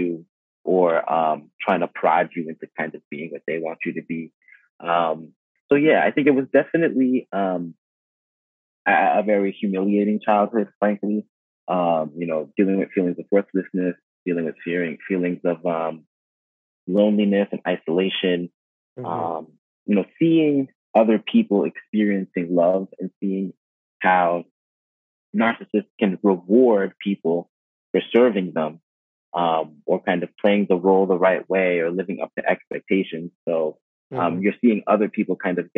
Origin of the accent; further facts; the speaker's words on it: United States; I'm Haitian American. I'm very proud of my Haitian heritage. My parents were born and raised in Haiti. I was born and raised in the U.S.